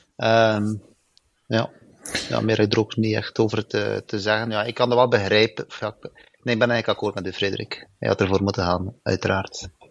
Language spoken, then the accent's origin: Dutch; Belgium; ik ben Belg